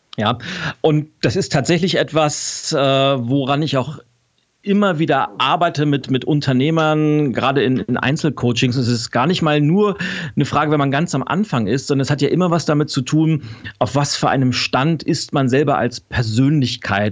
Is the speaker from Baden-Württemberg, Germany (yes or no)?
no; Lübeck, Schleswig-Holstein, Germany; now in Berlin, Germany; Ich bin in, in Lübeck geboren, also nordisch by nature